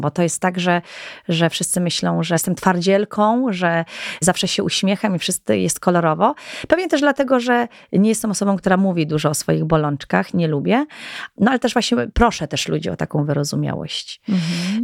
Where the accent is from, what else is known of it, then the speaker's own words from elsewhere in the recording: Goral, Podhale, Poland; jestem góralką też